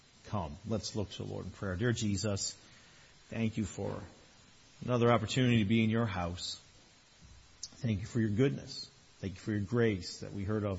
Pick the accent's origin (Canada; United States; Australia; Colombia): Canada; Newfoundland and Labrador; now in Toronto area, Canada; I'm from Newfoundland.